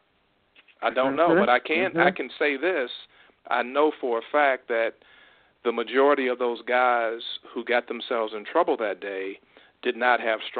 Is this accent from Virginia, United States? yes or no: yes; Richmond, Virginia, United States; I'm a graduate of Virginia Commonwealth University in Richmond, Virginia. That's my hometown, and so is my wife